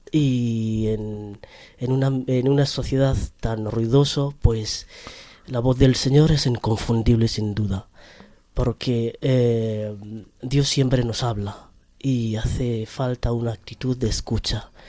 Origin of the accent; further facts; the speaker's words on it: Kenya; Pues soy natural de Kenia.